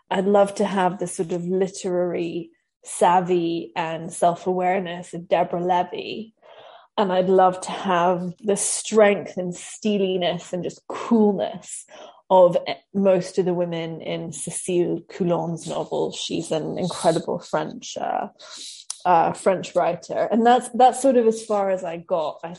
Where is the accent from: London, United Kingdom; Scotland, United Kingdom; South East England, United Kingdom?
Scotland, United Kingdom; moved away as an adult; also born or lived in Tofino; now in Vancouver, Canada; I grew up in Scotland until I was in my early 20s. Uh, I lost my accent very quickly, as you can probably hear. And now I split my time between unceded Coast Salish territory and unceded Tla-o-qui-aht territory, which is Vancouver and Tofino.